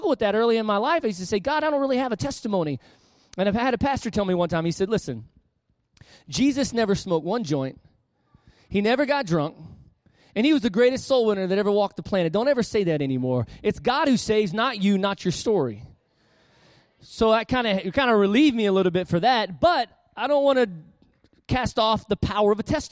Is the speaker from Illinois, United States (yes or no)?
no; Panama City, Florida, United States; also born or lived in Harrisburg, Pennsylvania; my hometown, Panama City, Florida